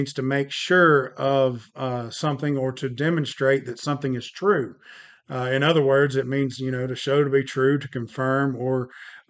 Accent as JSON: {"language": "English", "town": "Rome", "region": "Georgia", "country": "United States", "tie": "born or raised there", "also_born_or_lived": "Cartersville", "lives_now": "Memphis, United States", "said": "we're originally from Northwest Georgia. I say Northwest Georgia because it's just easier to say it that way. I grew up in a few different cities, Rome, Cartersville."}